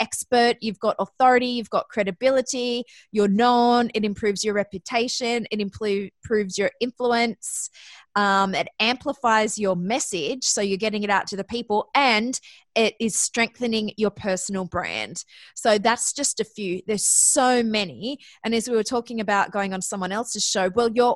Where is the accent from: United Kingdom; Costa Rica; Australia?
Australia; accent: Australian; moved away as an adult; also born or lived in Athens, Ohio; you may notice from my accent that I'm actually Australian